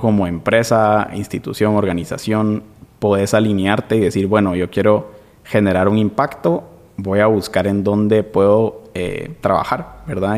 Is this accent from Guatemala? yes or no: yes; Guatemala; also born or lived in Norway; nos rigen como guatemaltecos